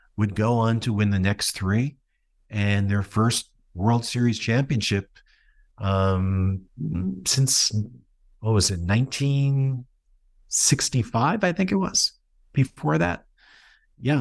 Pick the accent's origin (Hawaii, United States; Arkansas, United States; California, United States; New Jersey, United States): New Jersey, United States; I grew up in New Jersey